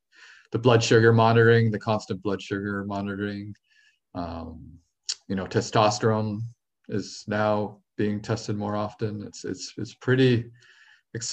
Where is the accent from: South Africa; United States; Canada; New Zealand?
Canada; I am Canadian